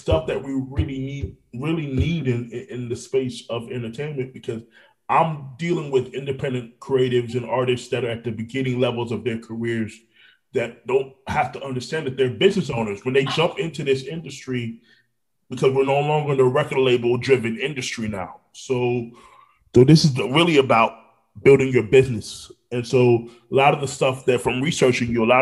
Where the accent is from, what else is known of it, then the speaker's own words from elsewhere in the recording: Orlando, Florida, United States; also born or lived in Brooklyn, New York; I'm originally from Brooklyn, New York, but I was raised in Orlando